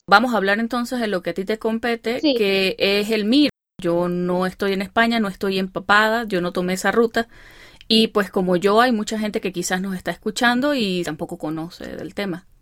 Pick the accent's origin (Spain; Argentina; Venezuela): Venezuela; moved away as an adult; now in Chicago, United States